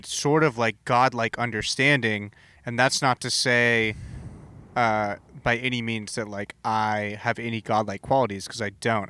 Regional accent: Southern California, United States; also born or lived in Boston; now in Portland, United States; I grew up in Southern California

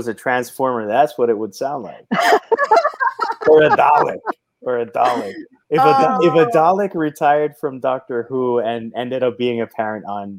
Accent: Puerto Rico; I've written more in Spanish, and I am writing more in Spanish, which is weird because I'm from Puerto Rico

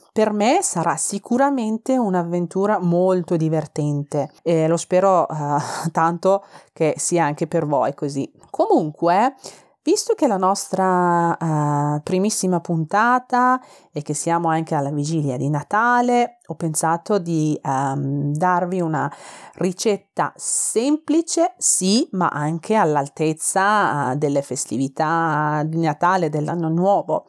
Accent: Tehran, Tehran Province, Iran; Italian is a second language; moved away as an adult; now in Milan, Italy; sono iraniana, vengo da Teheran, la capitale iraniana

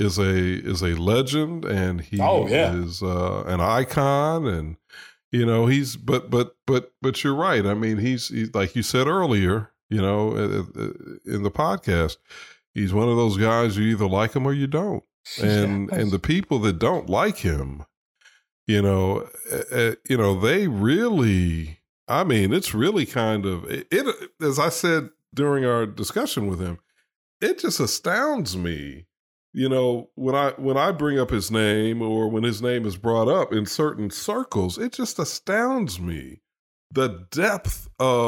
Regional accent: Chicago, Illinois, United States; I grew up in Chicago

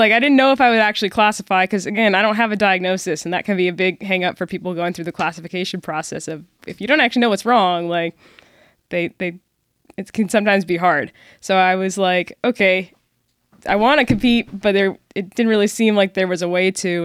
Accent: Seattle, Washington, United States; moved away as an adult; also born or lived in Dallas, Texas; now in Frisco, Texas, United States; I grew up in the Seattle area, suburbs, Spanish, Washington. Moved down to D F W for college

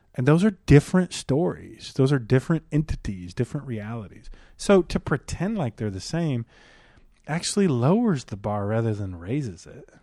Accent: Detroit, Michigan, United States; I grew up in Detroit.

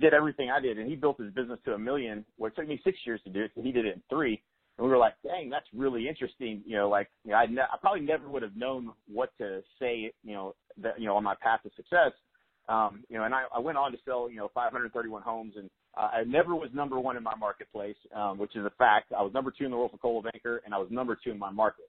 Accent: Lawton, Oklahoma, United States; I'm from Lawton, Oklahoma. It's a pretty small town

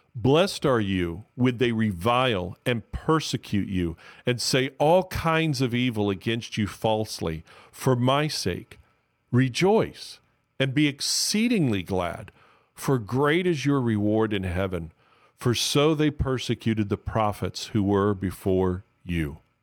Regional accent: Miami, Florida, United States; I'm from Miami, so I'm originally from Miami, so I'm called a Miamian

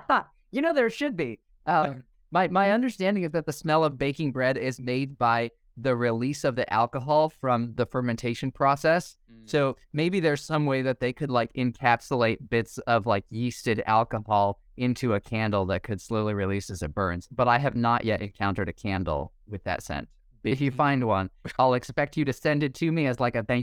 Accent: Indonesia; also born or lived in New York, United States; now in Idaho, United States; I was born in New York, grew up in Indonesia, uh, went to college in New York, went to grad school in Pennsylvania, and now I live in Idaho.

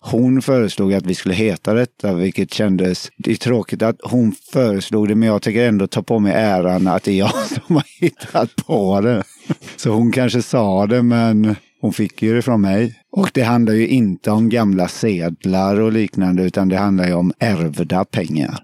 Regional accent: Alingsås, Västra Götaland, Sweden; Jag kommer från Alingsås

